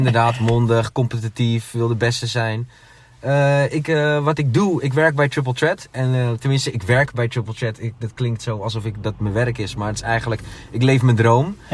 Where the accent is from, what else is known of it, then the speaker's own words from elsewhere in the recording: Amsterdam, North Holland, Netherlands; Ik ben geboren in Amsterdam als drieling